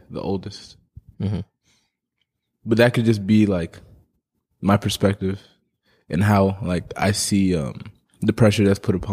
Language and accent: English; Memphis, Tennessee, United States; also born or lived in Gambia; Gambia, West Africa. Mm. When'd you move here? When I was two, two to Memphis, Tennessee.